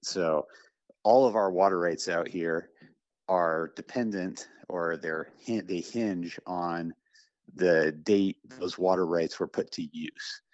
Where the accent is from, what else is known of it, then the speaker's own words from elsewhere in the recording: Western Slope of Colorado, United States; I'm a fifth generation Coloradan, originally from the western slope of Colorado